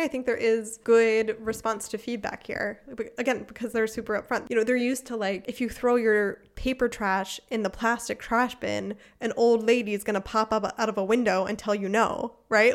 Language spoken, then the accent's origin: English; United States; now in Germany; I'm from America